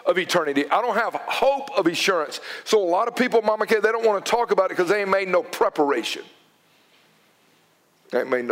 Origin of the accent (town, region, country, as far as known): United States